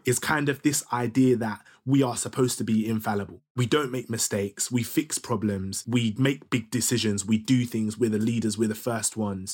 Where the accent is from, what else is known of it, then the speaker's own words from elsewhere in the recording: Ilford, London, United Kingdom; I was growing up in Ilford, do you know what I mean? Which is like fake East London, fake Essex.